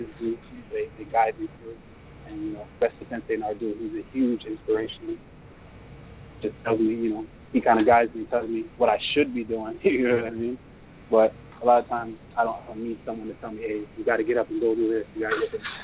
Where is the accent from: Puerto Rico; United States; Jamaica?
Jamaica; moved away; growing up in Jamaica, I didn't really have a dad.